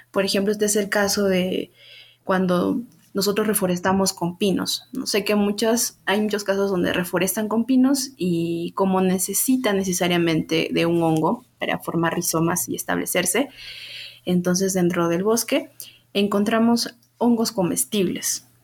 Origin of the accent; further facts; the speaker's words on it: Huancayo, Junín, Peru; moved away as an adult; also born or lived in Lima; decidí volver aquí a, a Huancayo, de donde soy yo, y poder este, conocer más de mi, de mi ciudad